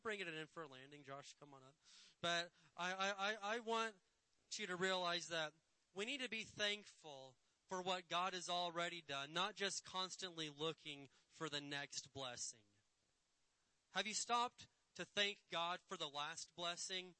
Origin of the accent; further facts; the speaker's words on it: Indiana, United States; moved away; my little redneck hillbilly town I grew up in Indiana